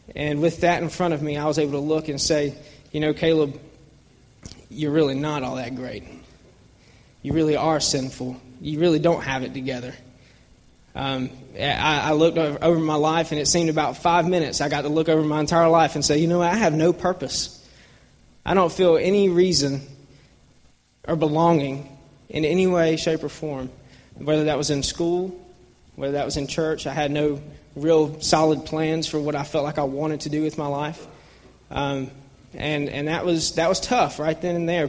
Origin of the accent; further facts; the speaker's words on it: Atlanta, Georgia, United States; I grew up in Buckhead, Georgia